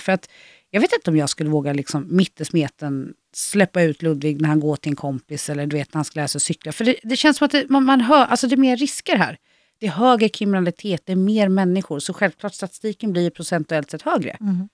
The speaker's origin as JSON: {"language": "Swedish", "town": "Vadstena", "region": "Östergötland", "country": "Sweden", "tie": "born or raised there", "moved": "yes", "said": "jag är född och uppvuxen i Vadstena"}